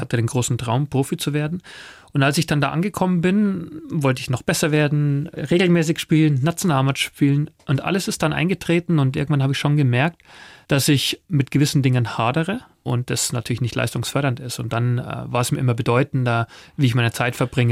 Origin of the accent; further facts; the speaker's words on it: east of Munich, Bavaria, Germany; Ich bin selber auf dem Bauernhof äh, aufgewachsen, hier im Osten von München